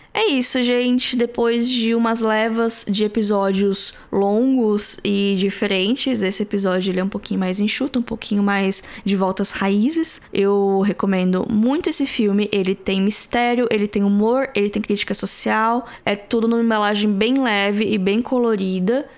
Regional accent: Brazil; nós brasileiros

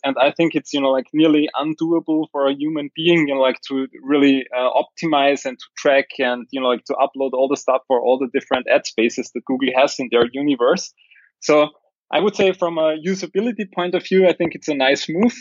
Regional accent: Austria; I'm from Austria and we have the German mentality over here

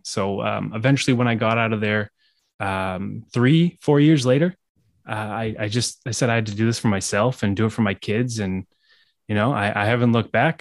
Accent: Manchester, New Hampshire, United States; moved away as an adult; now in Massachusetts, United States; I grew up in Manchester, New Hampshire, uh, so I haven't traveled too far.

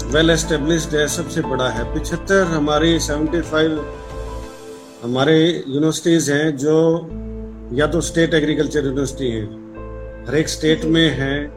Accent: Haryana, India; मैं हरियाणा से बिलोंग करता हूँ

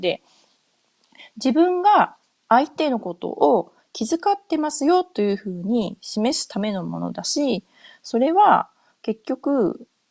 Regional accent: Japan; moved away as an adult; also born or lived in North America; 日本で生まれ、日本で育った自分

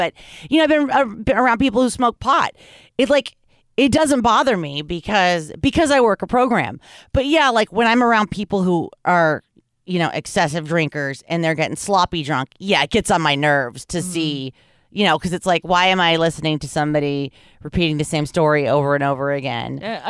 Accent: Los Angeles, California, United States; But growing up in Hollywood, you gotta look both ways and whisper if you're even gonna say the word, because there's so many of them.

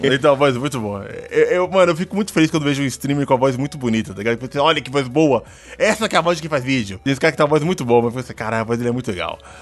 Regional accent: São Paulo, Brazil

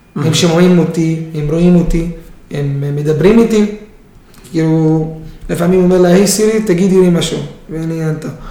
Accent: Israel; אני ישראלי דרוזי

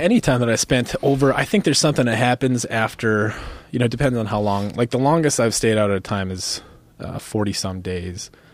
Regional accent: United States; also born or lived in Minnesota / North Dakota; I grew up in Minnesota, North Dakota

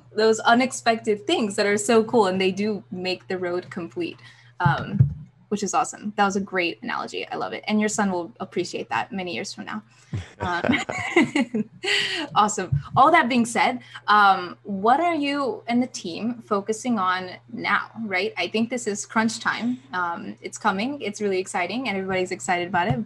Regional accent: Birmingham, Alabama, United States; Birmingham last week, my hometown

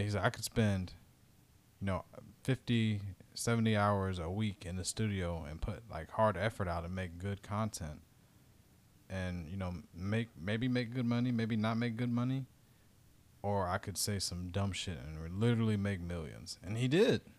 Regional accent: Dayton, Ohio, United States; my hometown in Dayton

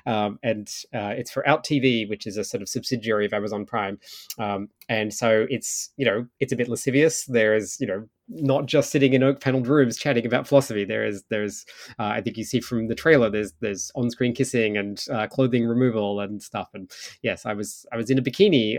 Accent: Australia; now in Ottawa, Canada; I'd gone to Australia for a couple of months actually because I sort of thought, well, it's where I grew up

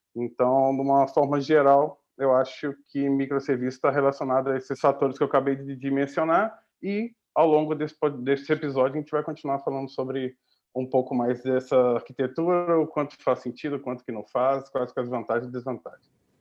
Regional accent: Minas Gerais, Brazil; moved away as an adult; also born or lived in Belo Horizonte; now in Portugal; como um bom mineiro

